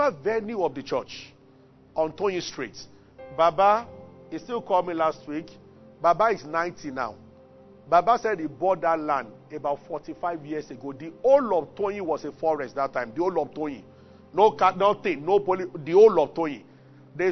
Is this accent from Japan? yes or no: no; Abuja, Federal Capital Territory, Nigeria; moved away as an adult; also born or lived in Ibadan; now in Lagos, Nigeria; I grew up in Abuja and I went to University of Ibadan